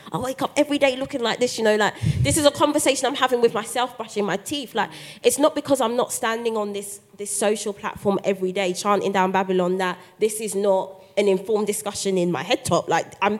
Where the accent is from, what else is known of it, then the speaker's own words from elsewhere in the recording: London, United Kingdom; as a black girl growing up in Brixton